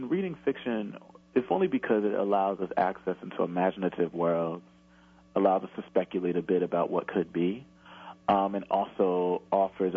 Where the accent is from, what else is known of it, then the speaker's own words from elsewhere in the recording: Camden, New Jersey, United States; I grew up in Camden when the crack epidemic was raging